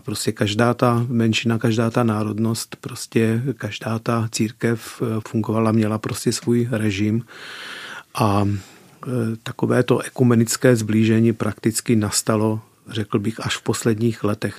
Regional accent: Peregu Mare, Arad County, Romania; first language Czech; moved away as an adult; now in Czech Republic; Vyrůstal jsem v české komunitě, která se nachází ve vesnici Velký Perek nebo Peregu Mare rumunsky

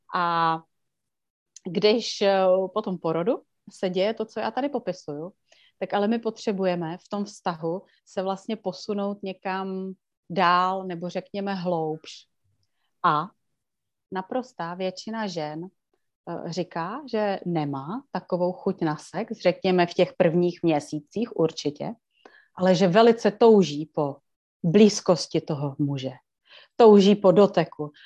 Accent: Liberec, Liberec Region, Czechia; tady u nás v Liberci

